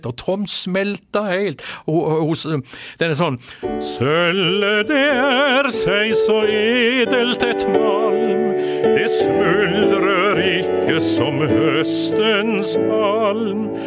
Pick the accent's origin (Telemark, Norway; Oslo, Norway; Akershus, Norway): Telemark, Norway; Skien; Vi er jo fra Skien begge to.